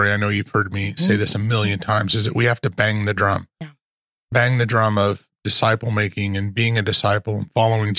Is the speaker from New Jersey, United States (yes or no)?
no; Post Falls, Idaho, United States; moved away as an adult; now in Texas, United States; Real Life Ministries in Post Falls was our home. It's where I was born. I was born and raised